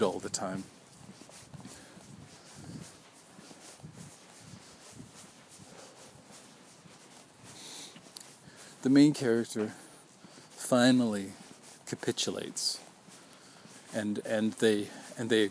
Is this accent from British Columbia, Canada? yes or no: yes; Vancouver, British Columbia, Canada; My family is from out of town. I was born in Vancouver